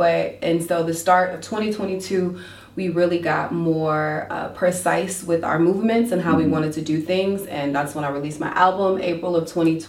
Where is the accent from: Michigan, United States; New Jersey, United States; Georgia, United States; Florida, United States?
Georgia, United States; Warner Robins; also born or lived in Soperton, Georgia; I am not a native of Macon at all. I'm actually, I grew up in Warner Robins, mm-hmm. but I'm from a really small town called Soperton, Georgia. And I say I'm from there.